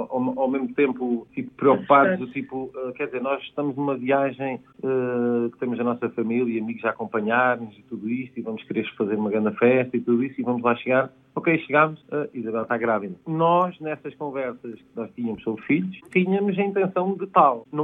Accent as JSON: {"language": "Portuguese", "country": "Guinea-Bissau", "said": "Eu vim da Guiné-Bissau."}